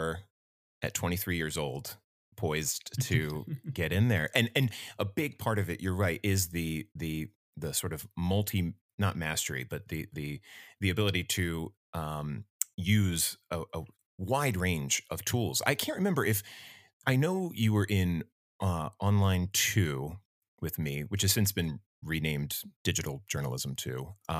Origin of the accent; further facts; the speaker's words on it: New Jersey, United States; I grew up in South Jersey. You know, I've spent really my whole life here in this area.